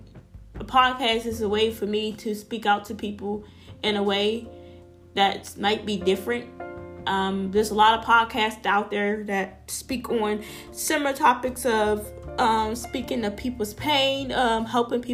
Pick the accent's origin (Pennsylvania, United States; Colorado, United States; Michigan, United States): Pennsylvania, United States; Pittsburgh; I'm from Pittsburgh, Pennsylvania